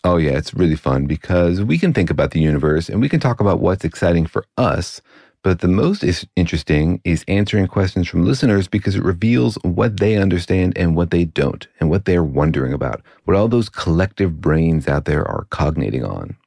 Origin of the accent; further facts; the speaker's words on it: Los Alamos, New Mexico, United States; I grew up in Los Alamos